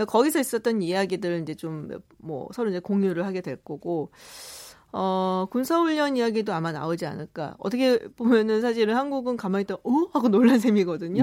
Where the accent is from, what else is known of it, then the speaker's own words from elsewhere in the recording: South Korea; 저도 한국 사람이라